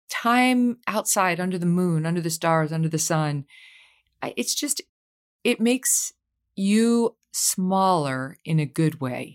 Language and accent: English; Syracuse and Albany, New York, United States; Yes, I'm from Syracuse and Albany.